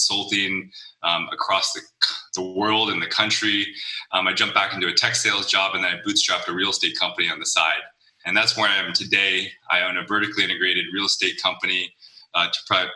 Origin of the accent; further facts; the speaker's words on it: Los Angeles, California, United States; I'm an LA kid, born and raised